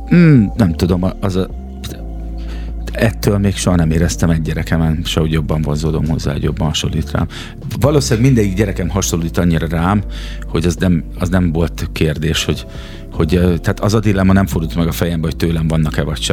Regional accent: Szeged, Csongrád-Csanád, Hungary; Szegedi vagyok én

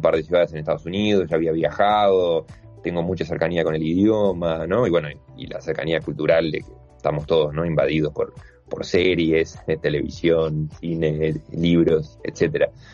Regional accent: Uruguay

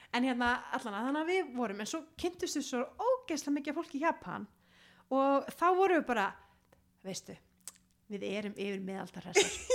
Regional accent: Iceland; ég er frá Íslandi ég er háskóla lemi

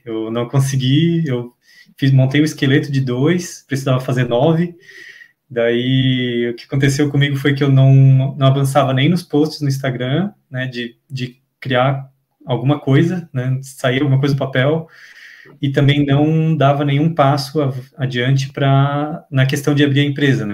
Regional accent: Florianópolis, Santa Catarina, Brazil; eu sou de Florianópolis, Santa Catarina.

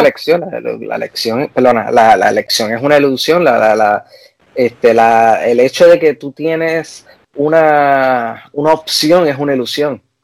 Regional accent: Puerto Rico; moved away; yo soy boricua

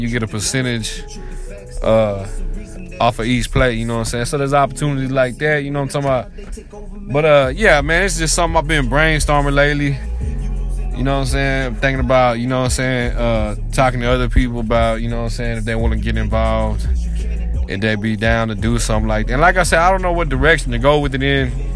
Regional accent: Waco, Texas, United States; I'm from Waco, Texas

